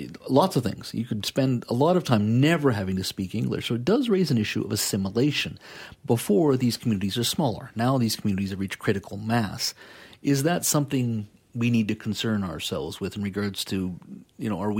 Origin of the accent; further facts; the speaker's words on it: Canada; also born or lived in India / China; I'm proudly Canadian